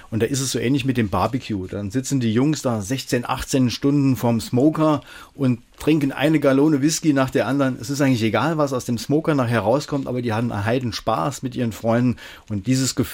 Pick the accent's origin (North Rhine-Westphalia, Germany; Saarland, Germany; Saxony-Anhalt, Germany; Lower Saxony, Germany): Saarland, Germany; Homburg; born there; Ich bin ja in Homburg geboren und da habe ich natürlich auch mal einen riesen Heuhaufen angesteckt.